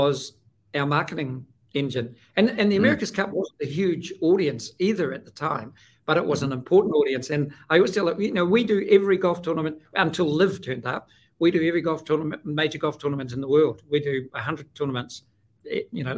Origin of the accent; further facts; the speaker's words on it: New Zealand; I'm from New Zealand